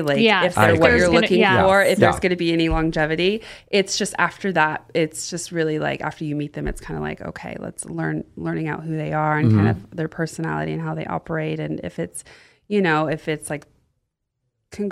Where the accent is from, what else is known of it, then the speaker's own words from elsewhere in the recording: the South, Florida, United States; also born or lived in Austin, Texas; now in Los Angeles, United States; I grew up in the South.